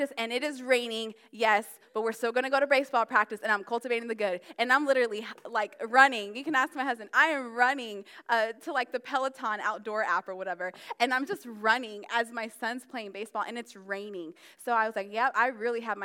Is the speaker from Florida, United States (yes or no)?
yes; Florida, United States; also born or lived in New Jersey; now in Maryland, United States; Even though I was born in Jersey, I mean, I've been raised in Florida, and that's considered the South